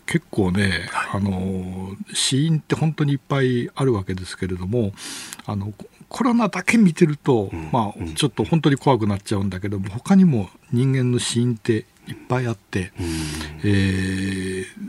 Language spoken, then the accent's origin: Japanese; Toyama, Japan; 私もあの富山出身なんで